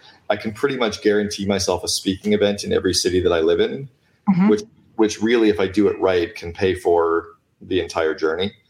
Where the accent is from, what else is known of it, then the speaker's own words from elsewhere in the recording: Canada; I'm Canadian